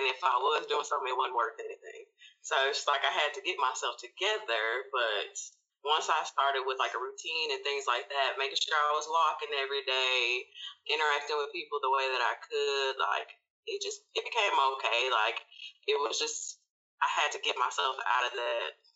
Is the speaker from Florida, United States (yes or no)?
no; Memphis, Tennessee, United States; I'm from Memphis.